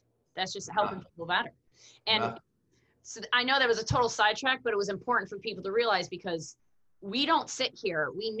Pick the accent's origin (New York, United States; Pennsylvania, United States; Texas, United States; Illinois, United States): New York, United States; I'm from New York, but not the same party in New York, but I went to Cornell.